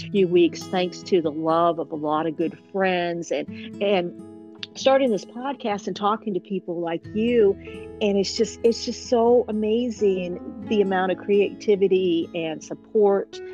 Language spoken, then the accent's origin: English; Columbus, Ohio, United States; now in Nashville, United States; I'm originally from Columbus, Ohio too, so I consider myself still an Ohioan